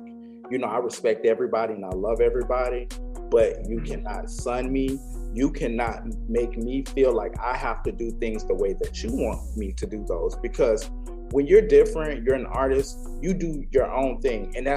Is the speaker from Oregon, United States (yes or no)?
no; St. Petersburg, Florida, United States; also born or lived in Clearwater, Florida; We're both from St. Petersburg, Clearwater. St. Pete, Clearwater, for the same thing. I lived in St. Pete and born in St. Pete, lived in St. Pete, and I also lived in Clearwater.